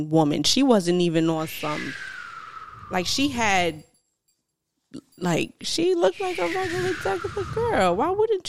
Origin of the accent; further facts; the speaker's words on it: New York, United States; We are from New York.